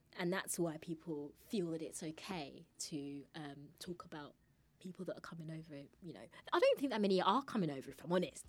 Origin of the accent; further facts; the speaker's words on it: Nigeria; Even though I say I'm Nigerian, but...